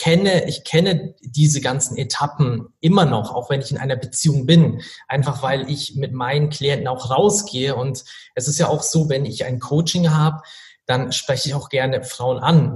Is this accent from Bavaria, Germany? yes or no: yes; Regensburg, Bavaria, Germany; Also ich komme tatsächlich aus Regensburg